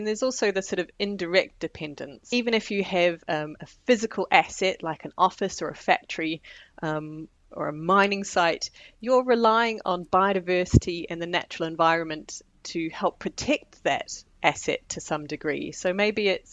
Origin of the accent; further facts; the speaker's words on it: New Zealand; moved away as an adult; now in United Kingdom; I'm from New Zealand originally, but I've lived in the UK now for nearly 20 years